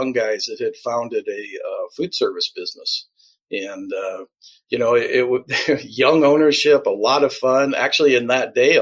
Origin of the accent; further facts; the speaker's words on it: Chicago, Illinois, United States; now in Des Moines, United States; I was born in Des Moines and lived here for 3 days. And moved to Chicago at the three-day mark and really grew up in Chicagoland